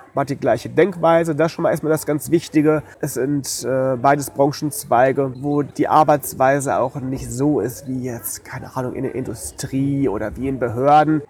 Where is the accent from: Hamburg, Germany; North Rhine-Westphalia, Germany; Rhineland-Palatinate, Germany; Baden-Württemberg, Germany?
North Rhine-Westphalia, Germany; Detmold; moved away; bei uns in Detmold, wo ich herkomme